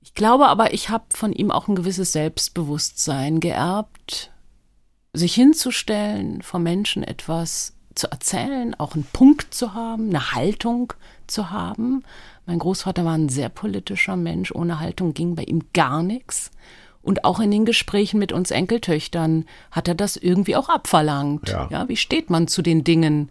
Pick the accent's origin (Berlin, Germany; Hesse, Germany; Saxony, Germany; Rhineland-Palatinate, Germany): Berlin, Germany; first language Hebrew; also born or lived in Tel Aviv, Israel; war ich sehr klein, als wir über Umwege nach West-Berlin kamen aus Tel Aviv